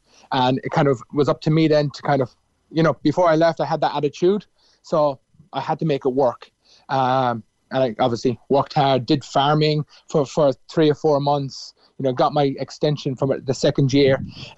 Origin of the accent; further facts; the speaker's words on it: Cork, Munster, Ireland; moved away as an adult; now in Melbourne, Australia; raised in Ballinderry Park. I wasn't. I was born, yes, in my grandparents in Ballinderry, but I was born and raised really in Allenley Grove.